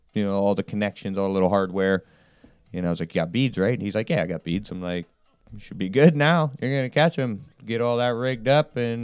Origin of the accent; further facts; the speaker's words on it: Ohio, United States; I'm from Ohio